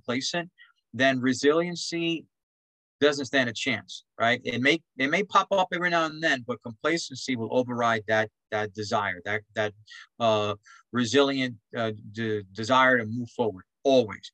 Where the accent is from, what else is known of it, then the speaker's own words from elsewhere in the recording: New York City, New York, United States; I grew up in Spanish Harlem